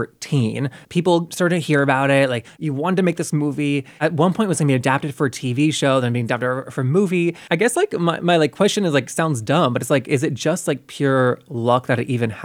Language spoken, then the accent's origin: English; North Carolina, United States; also born or lived in Florida; my family moved away to North Carolina when I was 6.